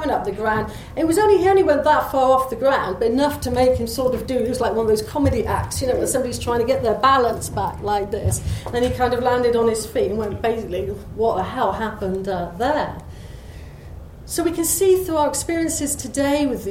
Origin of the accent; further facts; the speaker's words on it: Marlborough, South West England, United Kingdom; my hometown of Marlborough